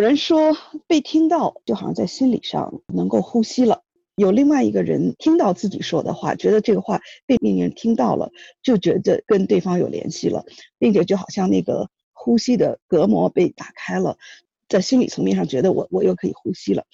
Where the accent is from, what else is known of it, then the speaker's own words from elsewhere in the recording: China; 我们中国人